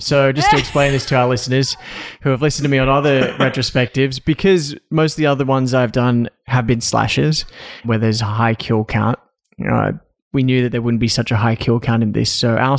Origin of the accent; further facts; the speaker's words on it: Australia; I'm also Australian.